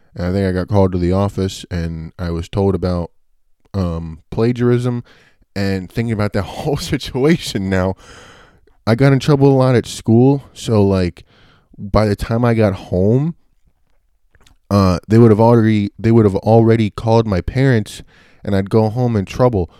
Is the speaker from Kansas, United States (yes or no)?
no; Bayville, New Jersey, United States; also born or lived in Richmond, Virginia; around when I was three, I moved to New Jersey, uh, and I went to Bayville Elementary School, and that was when I went to like kindergarten to fourth grade